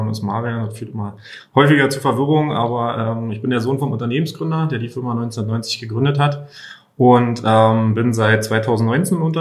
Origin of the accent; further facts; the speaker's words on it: Köpenick, Berlin, Germany; Und ähm, ich komme persönlich komme aus Köpenick. Da ist trotzdem eher ja, Einfamilien, Idylle, Grün